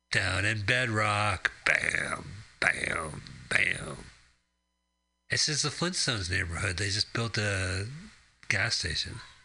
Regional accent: Arizona, United States; growing up in Arizona

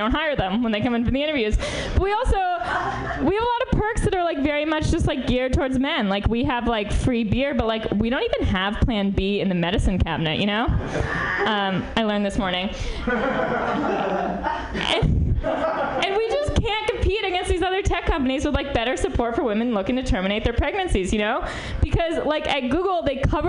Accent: New York, United States; now in San Francisco, United States; I'm from New York originally.

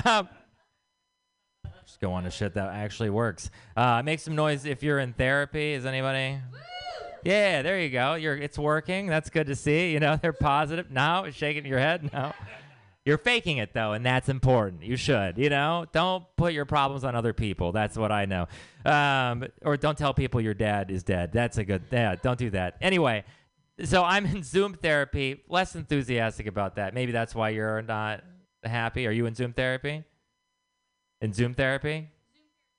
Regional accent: Texas, United States; now in San Francisco, United States; I am from Texas

